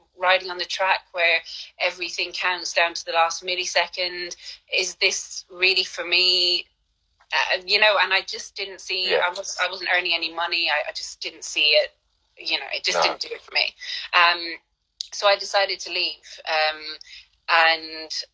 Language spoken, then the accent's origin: English; Ireland; moved away as an adult; also born or lived in London / Mallorca